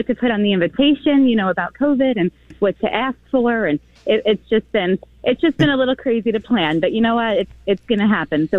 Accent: Long Island, New York, United States; My fiance's family, we're from Long Island

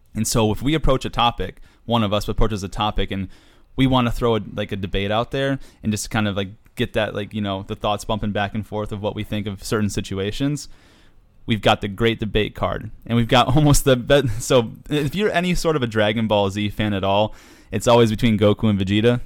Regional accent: New York, United States; up north, I'm from New York

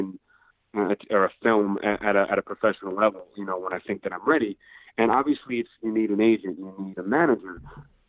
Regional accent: Long Island, New York, United States; now in Brooklyn, United States; I grew up in Long Island

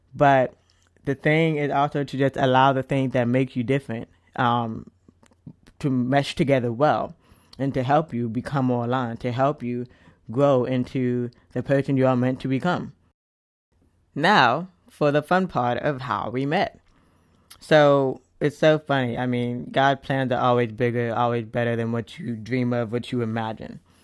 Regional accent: United States; I am an American, I have, I consider myself part of many different cultures

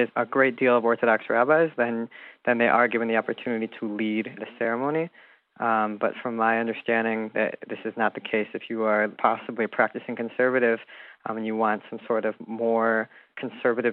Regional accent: United States; now in Israel; growing up in America as a Jew

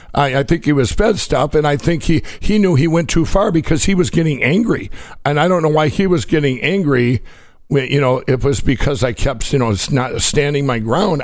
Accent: Minnesota, United States; Minneapolis, Minnesota, my home state

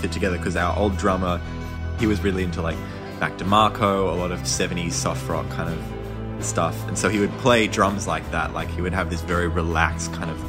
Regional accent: Sydney, New South Wales, Australia; I grew up in Marrickville

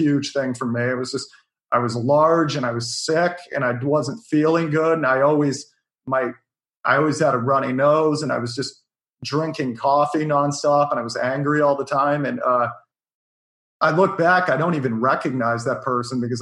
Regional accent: Bothell, Washington, United States; now in New York City, United States; I grew up outside of Seattle

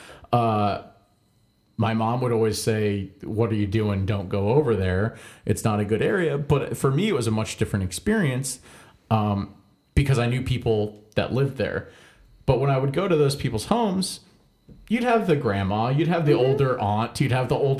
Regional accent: Northern Virginia, United States; Growing up in Northern Virginia, which really is truly like the fucking melting pot

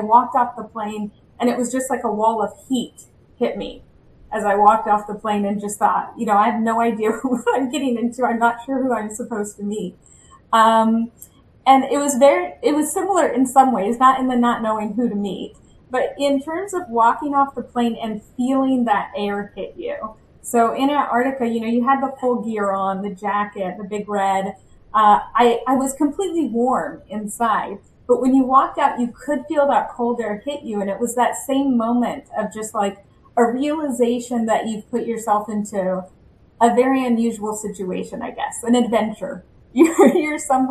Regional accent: Bakersfield, California, United States; moved away as an adult; also born or lived in Angola; I'm from Bakersfield, California

